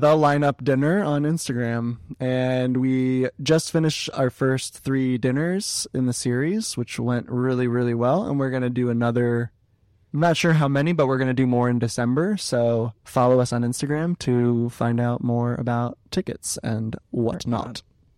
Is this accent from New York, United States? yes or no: yes; Brooklyn, New York, United States; accent: Brooklyn; And that's my Brooklyn accent there.